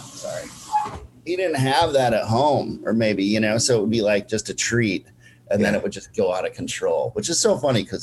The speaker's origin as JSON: {"language": "English", "town": "Minneapolis", "region": "Minnesota", "country": "United States", "tie": "born or raised there", "moved": "yes", "lives_now": "Brooklyn, United States", "said": "that's my hometown, Minneapolis, Minnesota"}